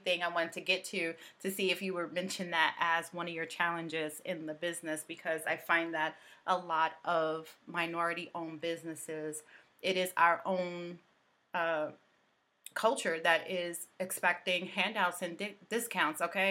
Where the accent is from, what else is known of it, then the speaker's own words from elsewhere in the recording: New York City, New York, United States; growing up in Brooklyn